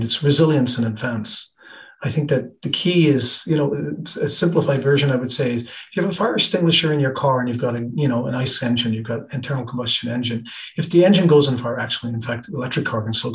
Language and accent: English; Ireland; also born or lived in British Columbia, Canada / south of France; now in France; I was born in Ireland. I lived in Ireland for quite a while. I moved to Canada.